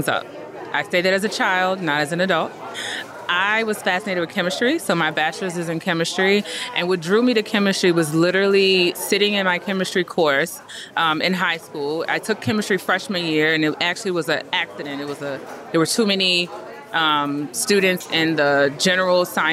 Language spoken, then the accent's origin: English; New Orleans, Louisiana, United States; I'm from New Orleans, Louisiana